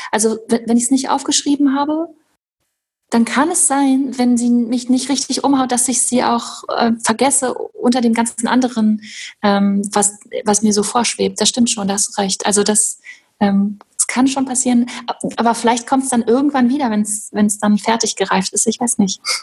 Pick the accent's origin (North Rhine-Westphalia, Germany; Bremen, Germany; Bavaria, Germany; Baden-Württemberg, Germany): North Rhine-Westphalia, Germany; Hochsauerlandkreis; ich bin im Hochsauerlandkreis groß geworden